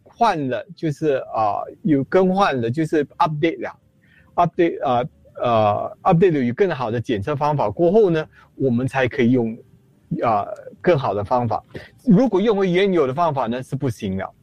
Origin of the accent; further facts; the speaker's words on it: Singapore; 我们做一新加坡人